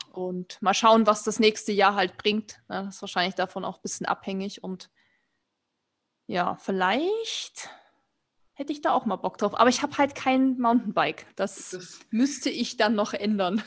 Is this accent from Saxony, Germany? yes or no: yes; Erzgebirge, Saxony, Germany; moved away; ich komme ja eigentlich aus dem Erzgebirge, das ist ja Mittelgebirge, wo wir früher super viel Schnee hatten